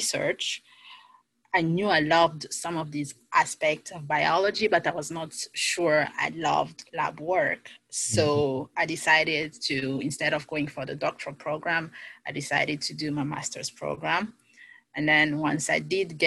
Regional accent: DR Congo; moved away as an adult; now in United States; I am originally from the Democratic Republic of the Congo

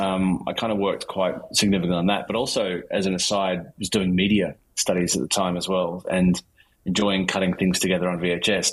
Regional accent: Melbourne, Victoria, Australia; I grew up in Melbourne, in Australia

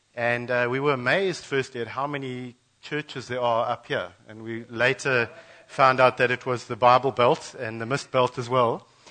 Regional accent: Western Cape, South Africa; moved away as an adult; also born or lived in Mozambique border; now in KwaZulu-Natal, South Africa; We grew up, born and bred in the Cape

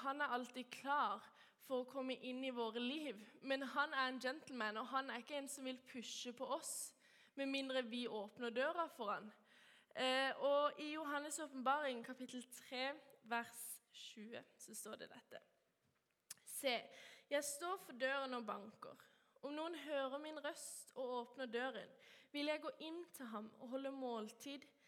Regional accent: Kristiansand, Agder, Norway; jeg er oppvokst i Vågsby frikirke eh, og går

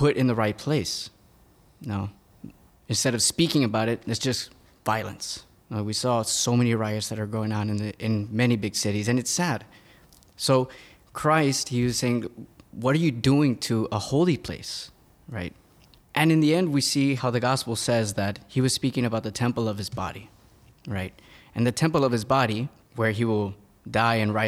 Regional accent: Laredo, Texas, United States; moved away as an adult; now in Philadelphia, United States; I'm originally from Texas. I'm from a border town called Laredo, Texas

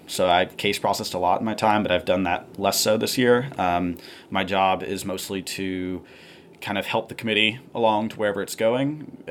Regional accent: Columbus, Georgia, United States; Yeah, so I'm from a town in kind of southwest Georgia called Columbus. It's right on the border with Alabama, about 5 minutes from the Phoenix City, Alabama.

